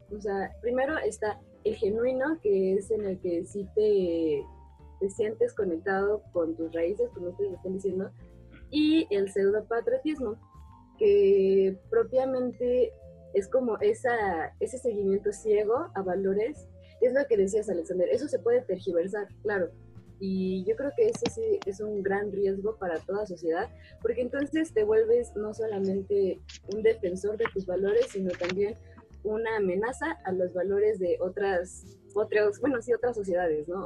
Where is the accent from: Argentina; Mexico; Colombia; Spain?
Mexico; soy mexicana